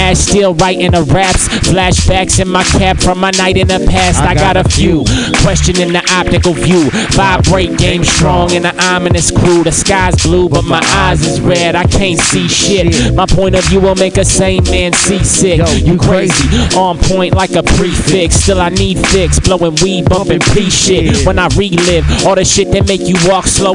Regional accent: San Francisco, California, United States; We come from San Francisco, California. We were born on different days in the same place

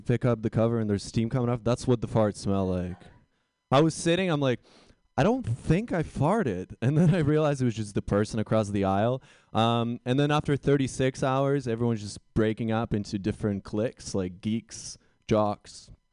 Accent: Vancouver, British Columbia, Canada; I'm from Vancouver, BC

